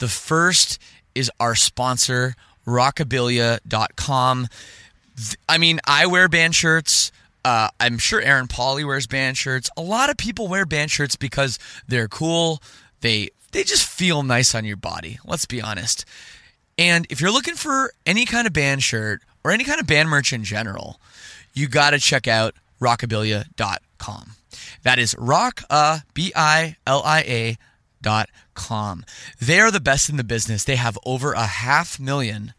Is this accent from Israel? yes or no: no; Canada; I'm from Canada